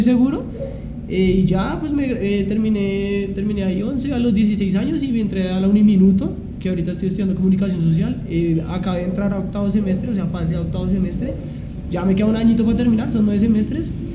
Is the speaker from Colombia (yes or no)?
yes; Bogotá, Colombia; nací en Bogotá, me crié en Bosa toda mi vida, todavía sigo viviendo en Bosa